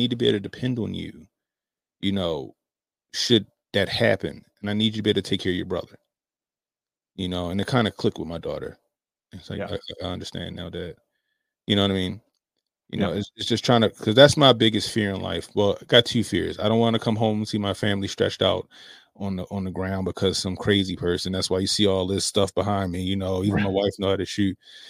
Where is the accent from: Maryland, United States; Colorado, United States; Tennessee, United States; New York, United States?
Maryland, United States; Baltimore; So I grew up in Baltimore City. It's a blue city, right?